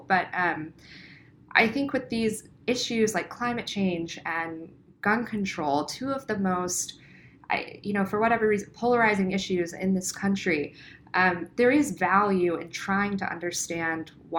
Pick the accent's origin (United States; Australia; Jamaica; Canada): United States; the South; accent: Southern; the South. You don't have an accent. And that's something that really saddens me because I, you know, my accent when I go home is really strong.